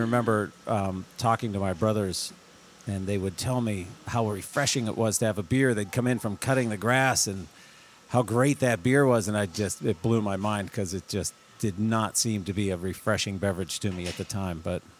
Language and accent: English; Pittsburgh, Pennsylvania, United States; moved away as an adult; now in Vermont, United States; I was born and raised in Pittsburgh, Pennsylvania, and moved here when I was 24.